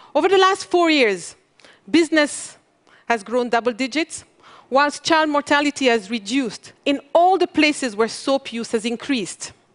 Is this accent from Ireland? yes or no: no; Mali; I come from Mali, one of the world's poorest country.